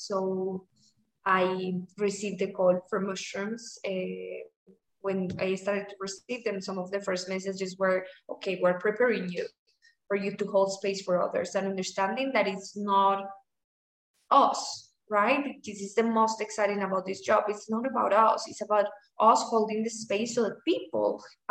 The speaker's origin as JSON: {"language": "English", "country": "Colombia", "said": "I'm from Colombia."}